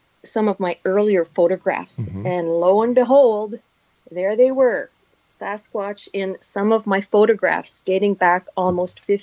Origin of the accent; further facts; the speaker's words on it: Northern Ontario, Canada; now in Quebec, Canada; I come from Northern Ontario. I spent my entire life in the bush